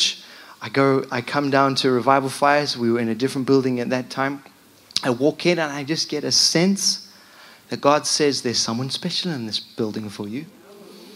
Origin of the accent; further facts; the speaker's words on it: Zimbabwe; moved away as an adult; also born or lived in London; now in United Kingdom; I'm from Zimbabwe.